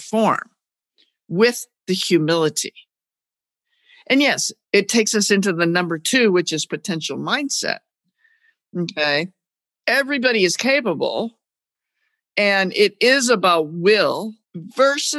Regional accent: New England, United States; I'm from New England

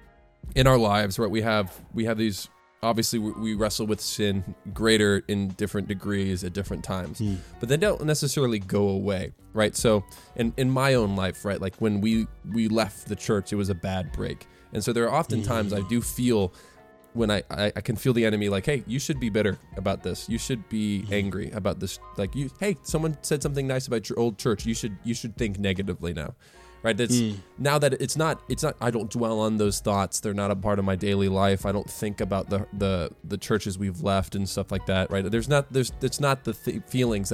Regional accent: Virginia Beach, Virginia, United States; now in Greenville, United States; I was Virginia Beach, born and raised.

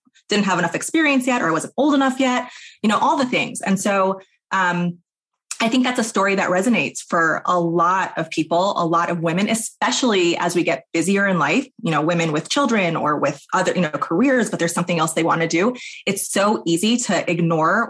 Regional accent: New York, United States; moved away as an adult; now in Portland, United States; I live in Portland, Oregon. I'm from New York originally

